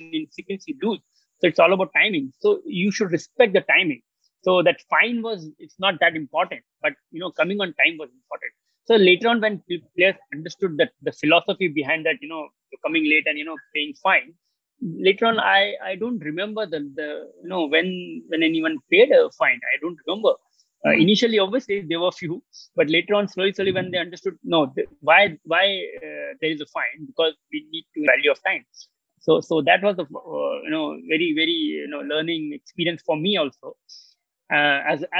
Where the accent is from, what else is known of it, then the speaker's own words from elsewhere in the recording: Maharashtra, India; first language Marathi; English is a second language; If I will talk to you in my mother tongue, maybe I'm Maharashtrian. So if I talk to Marathi to you